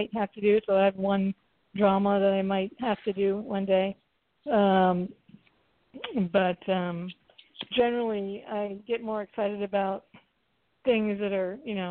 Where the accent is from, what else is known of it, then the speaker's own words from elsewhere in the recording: the South, United States; I grew up in the South